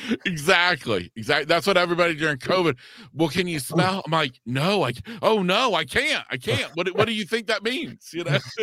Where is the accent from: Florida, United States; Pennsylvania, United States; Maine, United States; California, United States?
Florida, United States; East Central; I'm a junior in high school, living in my hometown here in East Central Florida.